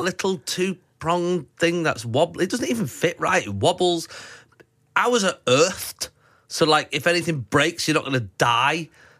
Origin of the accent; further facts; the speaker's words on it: Manchester, North West England, United Kingdom; So we're at Manchester Airport, my hometown.